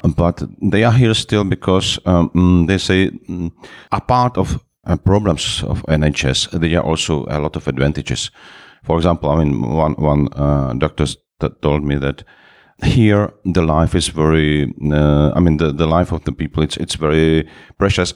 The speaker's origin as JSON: {"language": "English", "region": "Moravia", "country": "Czechia", "second_language": "English", "moved": "as an adult", "lives_now": "Prague, Czech Republic", "said": "I'm from the Moravia. It's another part from Prague."}